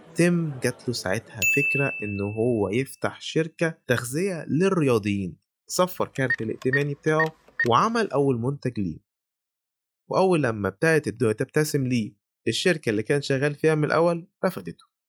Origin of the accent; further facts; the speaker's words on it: Egypt; إحنا عندنا في مصر